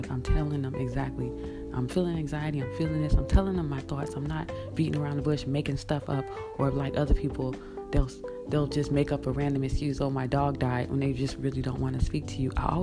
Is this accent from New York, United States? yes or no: no; Florida, United States; when I was growing up in Florida